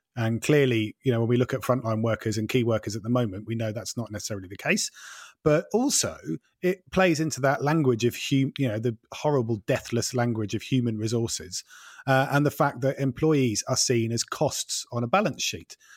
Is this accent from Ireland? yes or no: no; East Anglia, East of England, United Kingdom; growing up in East Anglia in the, in the, like, late eighties